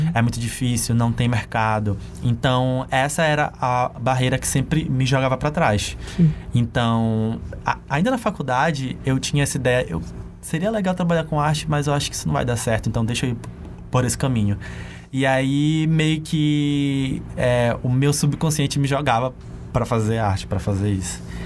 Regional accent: Ourém, Pará, Brazil; eu cresci e nasci em uma cidade que é bem interior mesmo

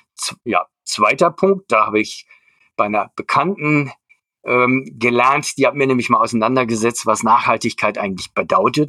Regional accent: Germany; Also ich bin in der Kurpfalz aufgewachsen

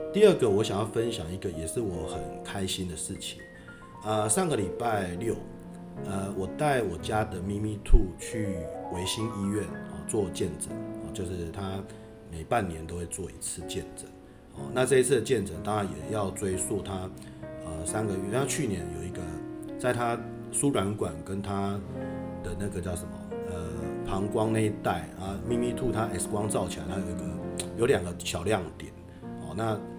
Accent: Yilan County, Taiwan; 因为我是宜兰人，所以我从小其实就，呃，跟着自己的父亲，哦，跟着自己的阿公，就是在这个庙拜拜

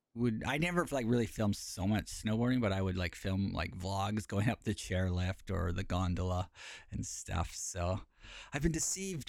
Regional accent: Canada; moved away as an adult; now in Japan; So I'm r, from Canada, uh, and actually Palbert is the closest, biggest city from my hometown.

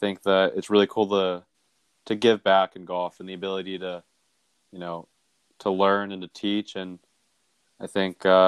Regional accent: Bellingham, Washington, United States; I grew up in Bellingham, Washington, small town, kind of up near the border

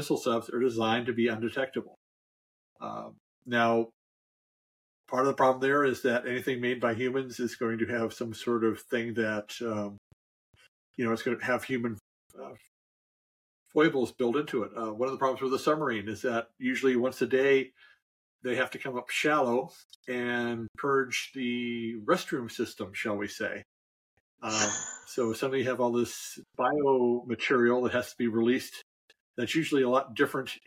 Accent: San Diego, California, United States; I grew up in San Diego

